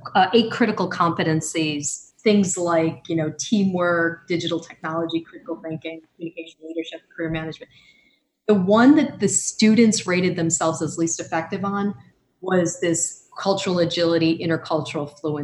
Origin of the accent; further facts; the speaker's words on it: United States; as an American